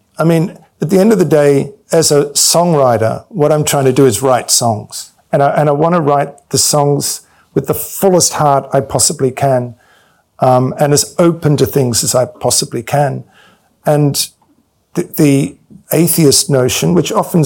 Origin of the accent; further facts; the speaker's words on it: Victoria, Australia; moved away as an adult; I came from Australia